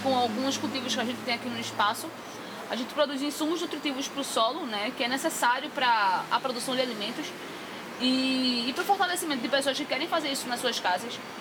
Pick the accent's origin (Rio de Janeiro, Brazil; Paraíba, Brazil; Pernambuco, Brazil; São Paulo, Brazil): Pernambuco, Brazil; Recife; nasci e fui criada em Brasília Teimosa